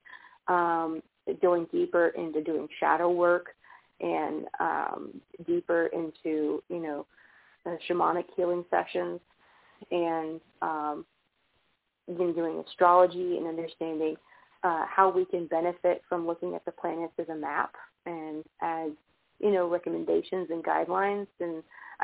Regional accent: outside Birmingham, rural Alabama, United States; accent: Southern; there's a lot of that craziness in the middle of, like, nowhere, Alabama

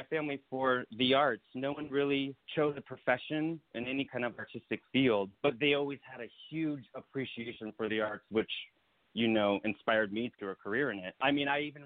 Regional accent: Santee, California, United States; moved away as an adult; also born or lived in New York; I grew up in a little town called Santee, California. It's East County, San Diego

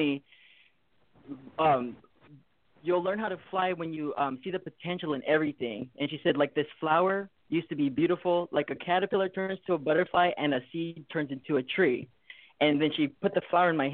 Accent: Hawaii, United States; I'm from Hawaii. I was born in Hawaii, and I was raised in the foster system.

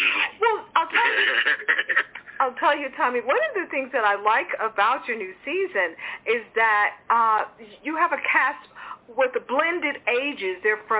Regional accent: Houston, Texas, United States; I grew up in Houston.

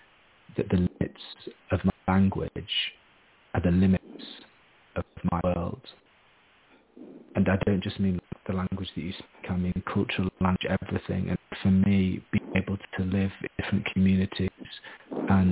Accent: Harrogate, Yorkshire and the Humber, United Kingdom; moved away as an adult; also born or lived in Japan / United States / Australia; now in Edinburgh, United Kingdom; I'm from a posh middle-class town in the north of England, Harrogate

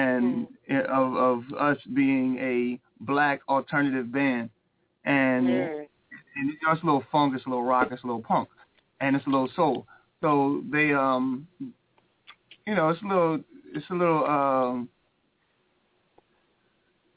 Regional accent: New Castle, Delaware, United States; also born or lived in Chester, Pennsylvania; now in Philadelphia, United States; I was born in Chester, Pennsylvania, and then raised in Newcastle, Delaware, and then moved to Philadelphia

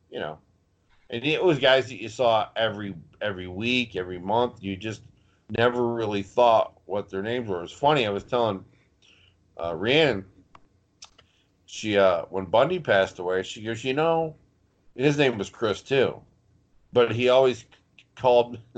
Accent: Thunder Bay, Ontario, Canada; We had we formed a tag team in the mid '90s called the Northern Exposure. I was from Thunder Bay, Ontario, Canada.

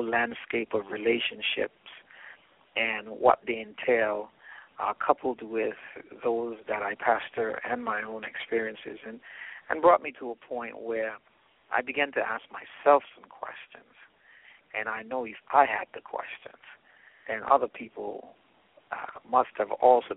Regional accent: British Virgin Islands; moved away as an adult; also born or lived in United States; I'm from the British Virgin Islands, so I live in probably the most beautiful part of the world.

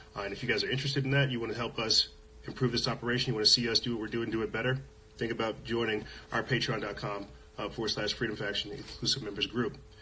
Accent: Los Alamos, New Mexico, United States; I'm from Los Alamos, New Mexico, where they do a lot of shady stuff.

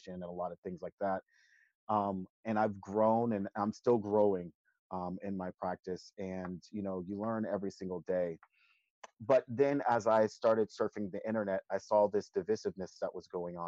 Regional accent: the South, United States; Growing up in the South

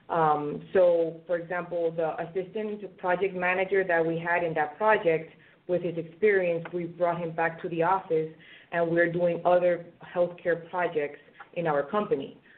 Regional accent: Venezuela; moved away as an adult; now in United States; I graduated in in my home country, Venezuela, and um, I moved uh, to the United States in 2011.

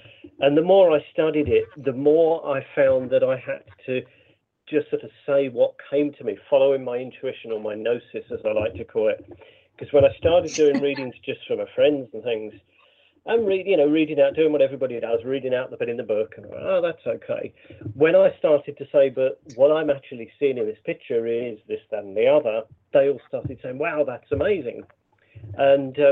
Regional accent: Brighton, South East England, United Kingdom; Brighton, which is, you know, my hometown

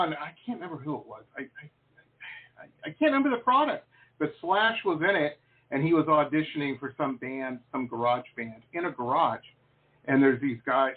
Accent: Detroit, Michigan, United States; where I grew up in Metro Detroit

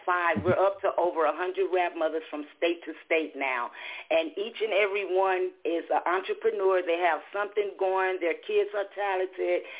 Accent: Los Angeles, California, United States; I'm just a little lady born and raised in South Central LA here in California.

